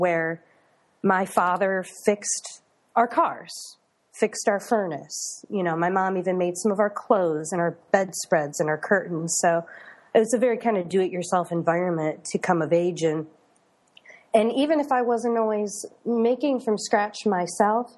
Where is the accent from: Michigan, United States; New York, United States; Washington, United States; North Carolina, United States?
Michigan, United States; Detroit; moved away as an adult; also born or lived in Carbondale, Illinois; I was born and raised in the Detroit suburbs